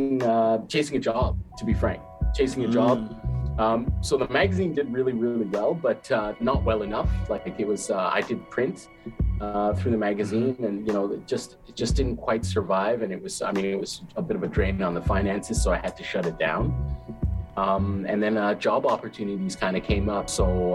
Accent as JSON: {"language": "English", "town": "Montreal", "region": "Quebec", "country": "Canada", "tie": "born or raised there", "also_born_or_lived": "Addis Ababa, Ethiopia", "moved": "yes", "said": "Family there, but I grew up in Montreal."}